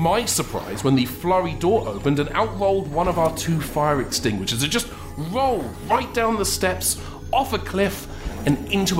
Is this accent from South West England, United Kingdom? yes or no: no; Wales, United Kingdom; I'm Welsh, but continue.